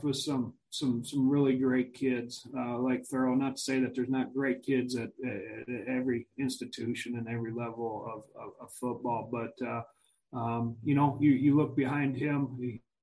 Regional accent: Missouri, United States; I grew up in Missouri

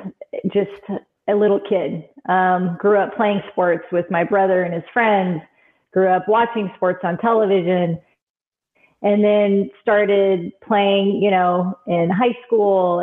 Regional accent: Bakersfield, California, United States; I grew up in Bakersfield, California

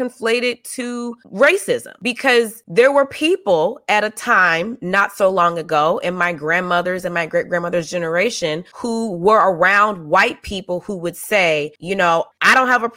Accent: the South, United States; moved away; I'm also from the South. I grew up around uncles

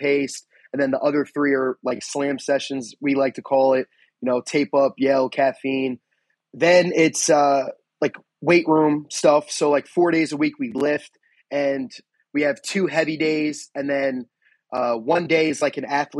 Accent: New York, United States; born or raised there; now in Pennsylvania, United States

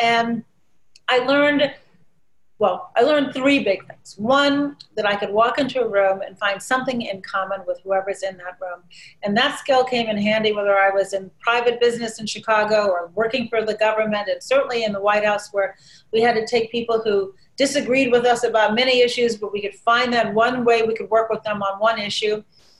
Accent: Shiraz, Fars, Iran; now in United States; Well, for me, my memories of Iran were nothing but wonderful.

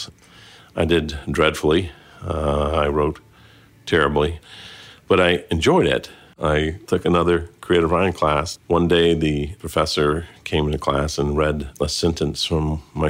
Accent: Phoenix, Arizona, United States; moved away as an adult; also born or lived in California / Huntington Beach, California; I grew up in California and Arizona. I look back on Arizona as really, really formative for me

